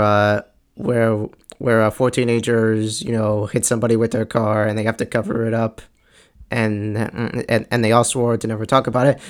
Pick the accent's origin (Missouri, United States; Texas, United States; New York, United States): New York, United States; Long Island; I'm from Long Island, and and and I live a few towns like after Bethpage